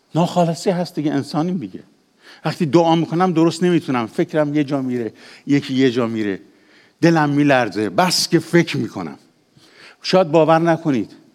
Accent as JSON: {"language": "Persian", "town": "Ahvaz", "region": "Khuzestan", "country": "Iran", "tie": "born or raised there", "also_born_or_lived": "Khorramabad / Kermanshah", "said": "من پدرم لور خرم آباده دهی به اسم شاهیوند که هنوزم هست پس اصل اصل لورم مادرم هم کرمانشاهیه خودم هم تو اهواز به دنیا آمدم"}